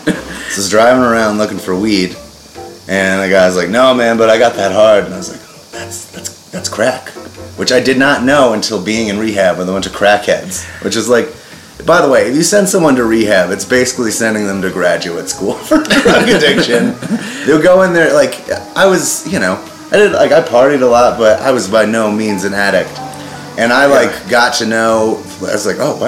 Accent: Colorado Springs, Colorado, United States; also born or lived in Boulder; I grew up in Colorado Springs

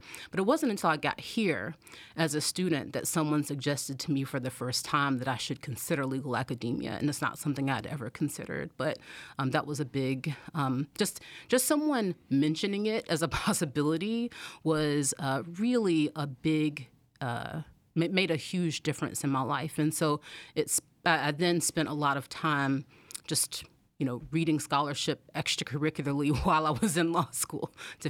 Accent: Anderson, South Carolina, United States; So I'm from Anderson, South Carolina, which is a small town in South Carolina, and I grew up low income, like we lived in mobile home, and neither of my parents went to college.

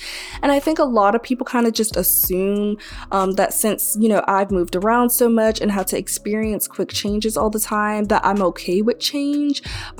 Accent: Tallahassee, Florida, United States; also born or lived in Mississippi / Maryland / Texas / Crestview, Florida; now in Gainesville, United States; But I was born in Mississippi, and then we moved to Maryland, then we moved to Crestview, Florida, then we moved to Texas, and then we moved to Tallahassee, Florida. And now, being in college, I've also lived in, and currently, you know, live in Gainesville, Florida.

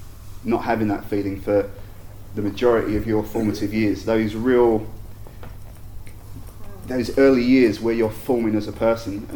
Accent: England, United Kingdom; now in Australia; when I was growing up, I was born in England

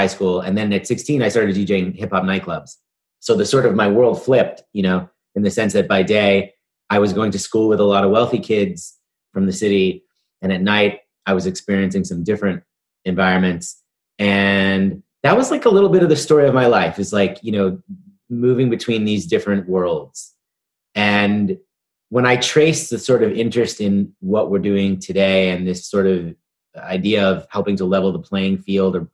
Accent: New York City, New York, United States; I grew up in New York City in the East Village.

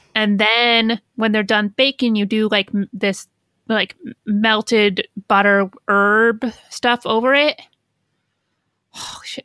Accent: Midwest, United States; I'm from the Midwest.

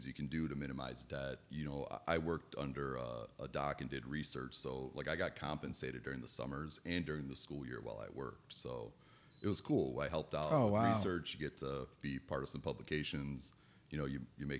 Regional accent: Lake Central area, Indiana, United States; also born or lived in West Lafayette, Indiana / Bloomington, Indiana; I grew up here, went through Lake Central School Corporation

